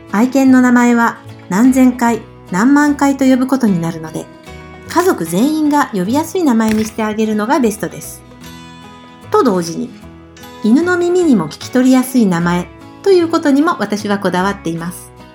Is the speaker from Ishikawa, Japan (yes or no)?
no; Fukuoka, Japan; 福岡県出身です。